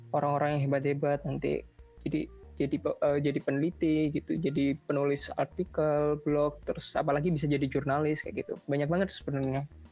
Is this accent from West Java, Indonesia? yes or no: no; Malang, East Java, Indonesia; moved away; aku kan ini asalnya dari Malang